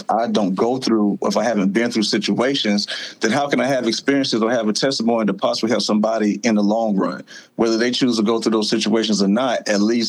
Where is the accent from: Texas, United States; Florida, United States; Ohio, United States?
Florida, United States; moved away as an adult; also born or lived in Lake City, Florida / Jacksonville, Florida; now in Greenville, United States; I grew up in Florida